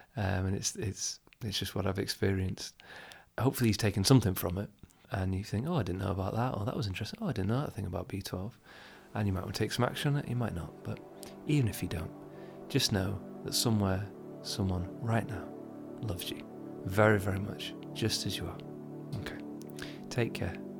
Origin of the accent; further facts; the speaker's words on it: United Kingdom; being from the U K, I'm not from Asia